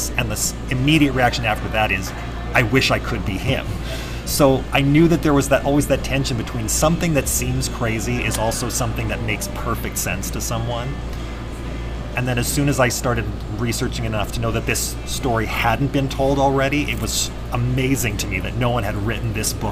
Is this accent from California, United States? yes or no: yes; Bakersfield, California, United States; moved away as an adult; also born or lived in San Diego, California / Garden Grove, California; now in Salt Lake City, United States; I'm a native Californian and grew up mostly in the Central Valley in Bakersfield